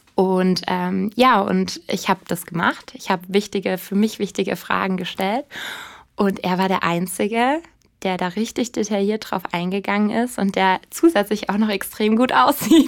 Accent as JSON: {"language": "German", "region": "Bavaria", "country": "Germany", "also_born_or_lived": "Munich", "said": "ich komme ursprünglich aus Bayern"}